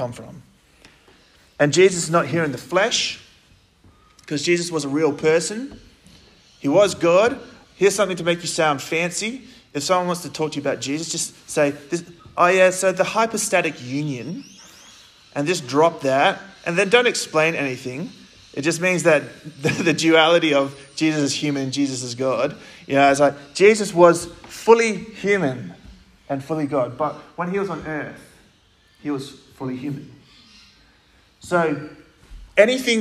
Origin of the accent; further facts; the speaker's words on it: Gosnells, Western Australia, Australia; also born or lived in Armadale, Western Australia; I'm from Gosnells. Lucy came from there. I'm from Gosnells. I went to Armidale High School.